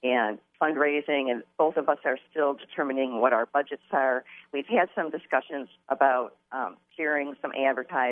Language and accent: English; Grosse Pointe Woods, Michigan, United States; moved away as an adult; also born or lived in Wayne County, Michigan; now in Port Huron, United States; I was born in Wayne County. I grew up in Grosse Pointe Woods, and I have lived in the Port Huron area for the last almost 36 years.